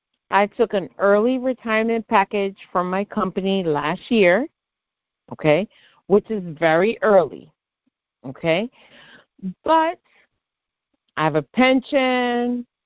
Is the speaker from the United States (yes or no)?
yes; United States; also born or lived in Cuba; I'm not a citizen. I have a green card. I've been in the States since I was 18 months old.